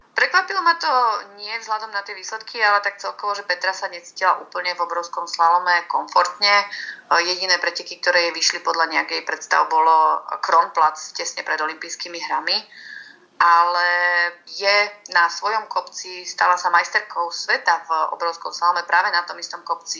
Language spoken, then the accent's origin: Slovak; Slovakia; Ja ako každý Slovák